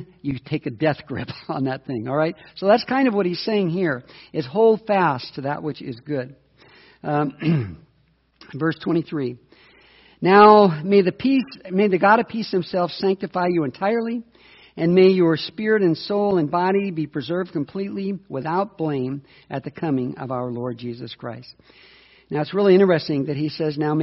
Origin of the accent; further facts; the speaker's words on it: United States; as an American